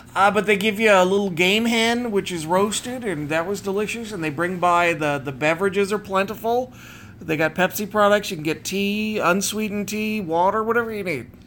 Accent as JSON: {"language": "English", "area": "the Northwest", "region": "Pacific Northwest", "country": "United States", "tie": "born or raised there", "said": "growing up in the Northwest"}